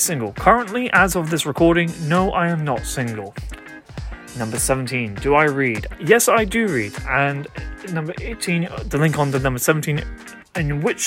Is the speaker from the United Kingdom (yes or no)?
yes; United Kingdom; I come from the United Kingdom